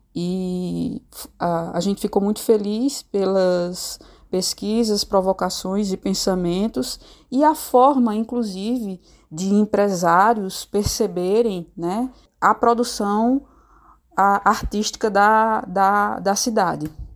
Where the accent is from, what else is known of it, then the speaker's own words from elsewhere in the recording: Pedra, Pernambuco, Brazil; somos conterrâneos, né? Dessa cidade maravilhosa